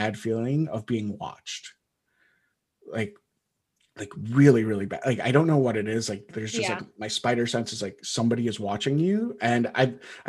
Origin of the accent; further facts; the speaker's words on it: Wisconsin, United States; I grew up in Wisconsin.